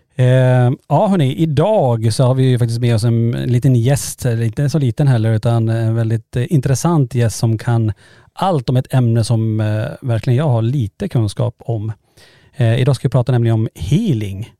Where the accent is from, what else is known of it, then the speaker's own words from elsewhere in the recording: Norrland, Sweden; vi är från Norrland